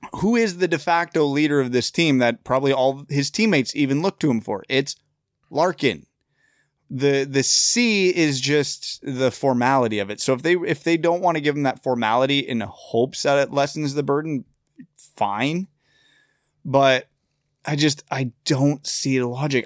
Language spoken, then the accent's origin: English; Kitchener, Ontario, Canada; born or raised there